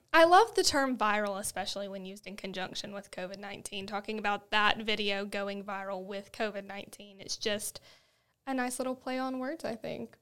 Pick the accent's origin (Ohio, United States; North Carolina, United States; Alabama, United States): Alabama, United States; we're from Alabama, and that's what we do here